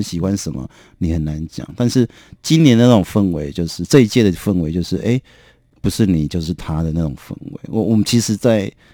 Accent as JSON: {"language": "Chinese", "region": "Kinmen County", "country": "Taiwan", "tie": "born or raised there", "moved": "yes", "said": "我的出身比较是一个很保守的封闭的小岛，啊，我金门啊，对，我是金门人"}